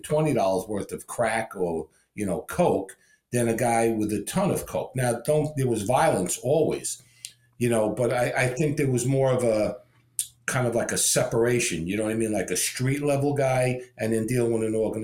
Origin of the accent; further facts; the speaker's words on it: New York, United States; moved away as an adult; now in Florida, United States; my upbringing, you know, growing up in New York